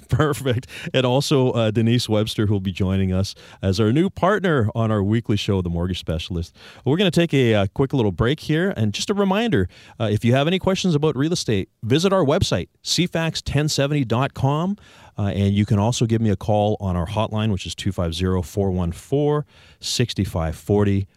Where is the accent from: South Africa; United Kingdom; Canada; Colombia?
Canada; Victoria, British Columbia; like me, you're a locally born and raised Victorian.